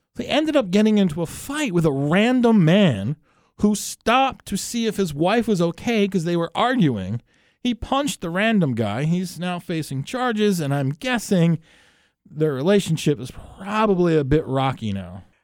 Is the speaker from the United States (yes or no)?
yes; New Jersey, United States; I'm from New Jersey